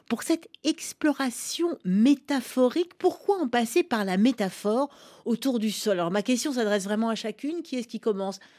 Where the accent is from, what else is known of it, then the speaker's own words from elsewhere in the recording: Kabul, Afghanistan; born there; Pour moi, je suis née à Kaboul en Afghanistan, donc ce n'est pas le même rapport avec le sol qu'on a ici.